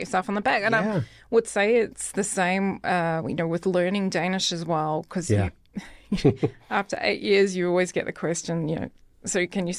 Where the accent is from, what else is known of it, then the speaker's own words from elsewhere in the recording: New Zealand; accent: New Zealand; also born or lived in London; But I would say also my New Zealand accent is toned down also, because I think what you realize, and I lived in London for a few years too, and what you quickly work out is that if you speak like a Kiwi, then no one's going to understand.